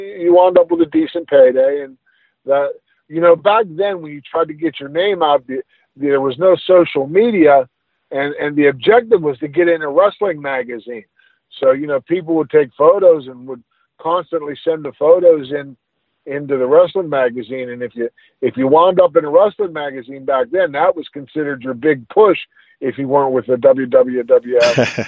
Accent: right outside of Pittsburgh, Pennsylvania, United States; in my hometown up here, right outside of Pittsburgh, back in the day when the steel mills were running strong

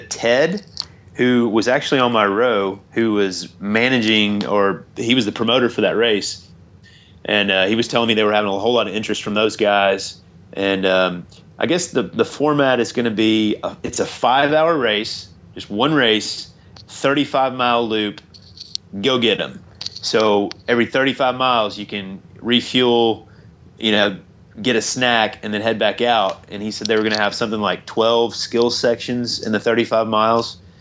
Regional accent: Tennessee, United States; I'm from Tennessee

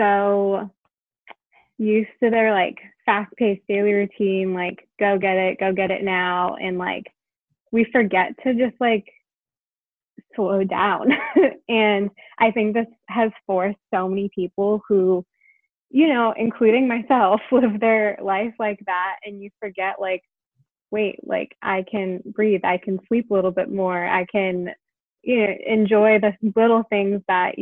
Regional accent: Connecticut, United States; I grew up in Connecticut

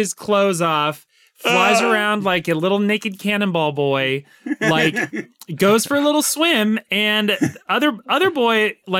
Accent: United States; because we're American

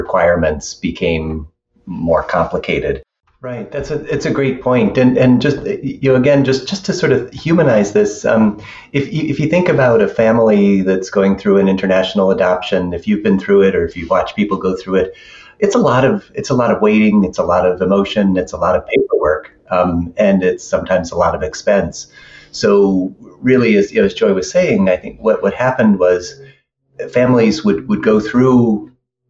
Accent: Buffalo, New York, United States; I grew up in Buffalo as an adoptee

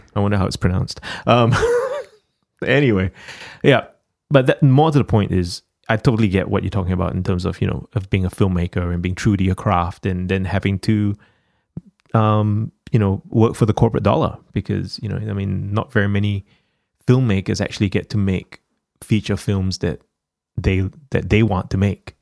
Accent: Singapore; now in Australia; the country where I was born in Singapore

